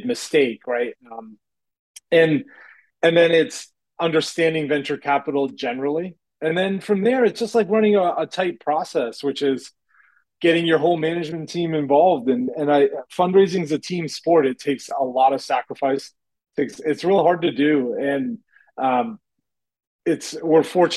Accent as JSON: {"language": "English", "town": "Kingston", "region": "Rhode Island", "country": "United States", "tie": "born or raised there", "said": "I grew up in Southern Rhode Island, near the University of Rhode Island. That's where I grew up, in Kingston."}